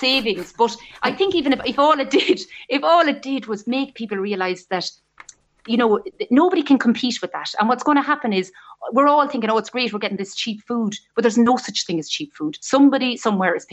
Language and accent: English; Midlands, Ireland; I grew up in the Midlands and we ate from the garden.